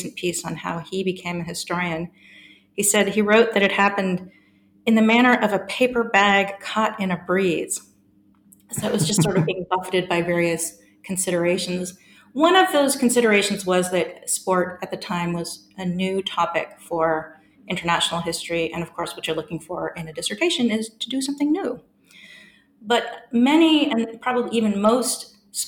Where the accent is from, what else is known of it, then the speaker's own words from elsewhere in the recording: San Francisco, California, United States; moved away as an adult; also born or lived in Melbourne, Australia; now in Durham, United Kingdom; I'm an American by birth, and I grew up in the fabulous city of San Francisco